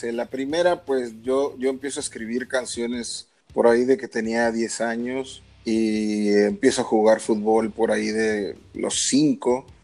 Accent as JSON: {"language": "Spanish", "town": "Monterrey", "region": "Nuevo León", "country": "Mexico", "tie": "born or raised there", "said": "yo llevaba el club de Rayados de Monterrey de donde soy originario."}